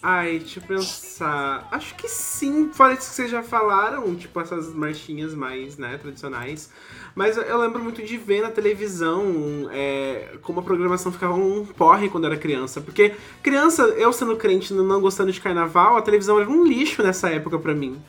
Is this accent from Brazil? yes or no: yes; Campos do Jordão, São Paulo, Brazil; now in Manaus, Brazil; nasci em Campos do Jordão, interior de São Paulo